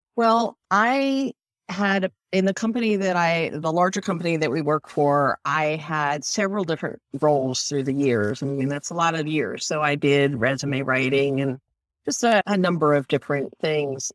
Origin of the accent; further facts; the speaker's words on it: Northeast, United States; now in Tampa area, Florida, United States; I grew up in the Northeast